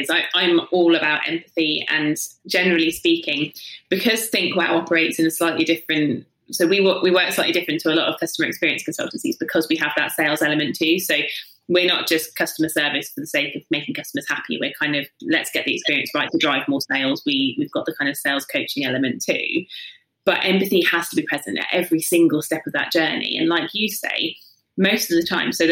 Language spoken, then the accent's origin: English; South East England, United Kingdom; From the south coast, so yeah, just Hampshire.